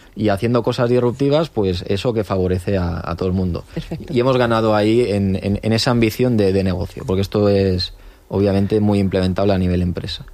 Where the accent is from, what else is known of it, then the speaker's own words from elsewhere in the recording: Spain; los españoles